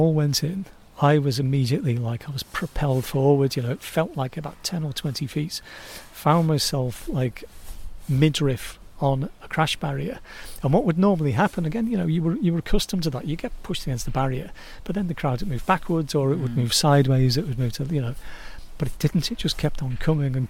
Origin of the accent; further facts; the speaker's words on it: Birkenhead, North West England, United Kingdom; I say, Birkenhead